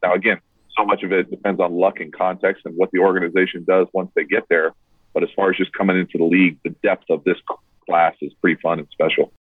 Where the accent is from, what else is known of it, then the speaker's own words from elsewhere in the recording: United States; me as an American fan